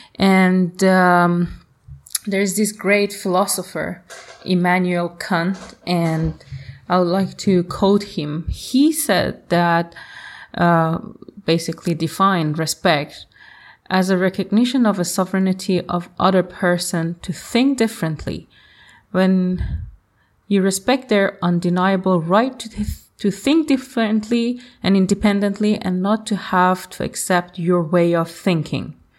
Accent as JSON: {"language": "English", "country": "Iran", "moved": "yes", "said": "I am from Iran"}